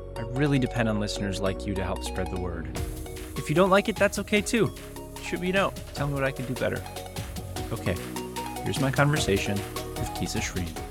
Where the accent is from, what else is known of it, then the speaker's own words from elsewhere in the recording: Minneapolis, Minnesota, United States; right here in my hometown.